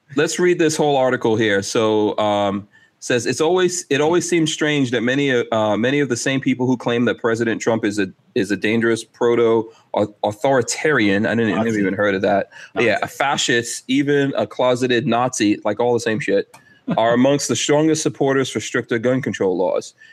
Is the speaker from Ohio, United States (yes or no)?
no; New York City, New York, United States; I grew up in Far Rockaway um, in Queens